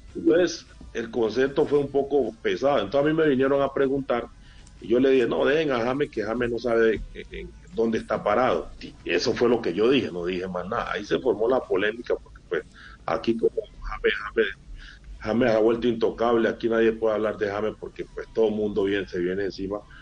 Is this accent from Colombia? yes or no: yes; Colombia; como colombiano